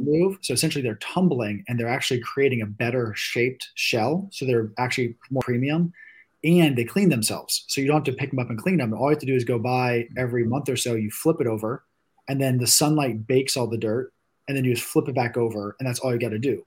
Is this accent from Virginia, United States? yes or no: yes; Virginia Beach, Virginia, United States; I'm from, you know, born and raised in Virginia Beach, and I grew up doing the same stuff probably a lot of us did from people in this area